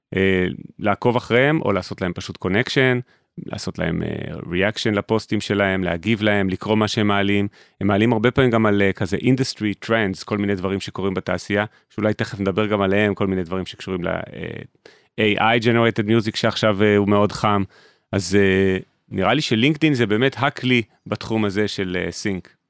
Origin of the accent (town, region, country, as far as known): Israel